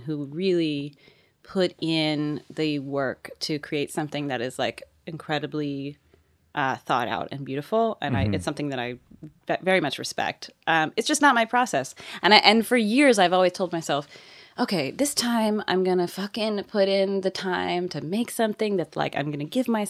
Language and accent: English; Seattle, Washington, United States; now in Nashville, United States; I'm from Seattle. I'm from Seattle, Washington.